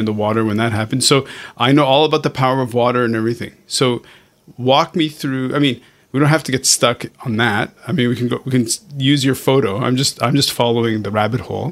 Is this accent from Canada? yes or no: yes; Montreal, Quebec, Canada; now in Hong Kong; I'm originally, okay, I grew up in Montreal, Canada